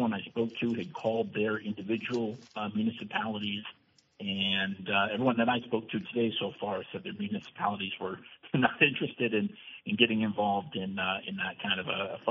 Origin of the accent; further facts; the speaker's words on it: Brandon, Vermont, United States; my hometown of Brandon